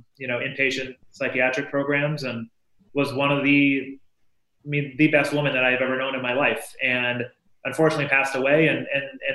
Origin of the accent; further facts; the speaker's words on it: Holyoke, Massachusetts, United States; I grew up in Holyoke